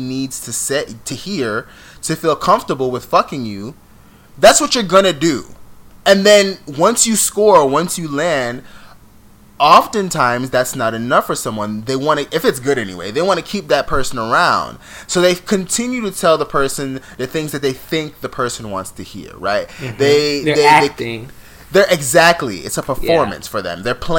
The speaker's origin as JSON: {"language": "English", "region": "New York", "country": "United States", "accent": "New York"}